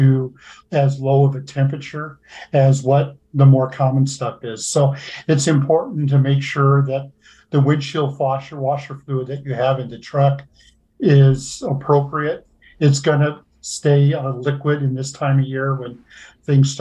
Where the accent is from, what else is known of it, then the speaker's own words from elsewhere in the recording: Nebraska, United States; I grew up in Nebraska. I've always lived here